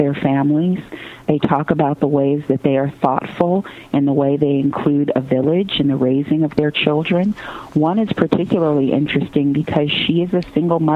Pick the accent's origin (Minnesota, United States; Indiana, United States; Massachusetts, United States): Indiana, United States; Gary; I grew up in Gary, Indiana